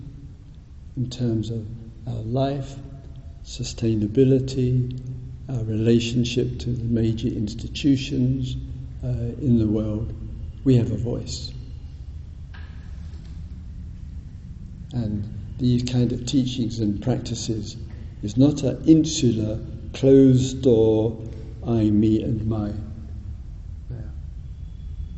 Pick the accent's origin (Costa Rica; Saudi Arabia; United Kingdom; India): United Kingdom; being British